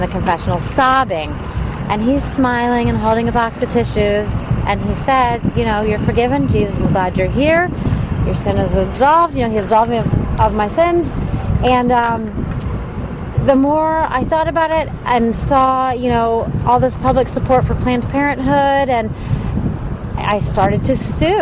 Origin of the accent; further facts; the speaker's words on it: Charlotte, North Carolina, United States; also born or lived in Washington, D.C.; Charlotte, North Carolina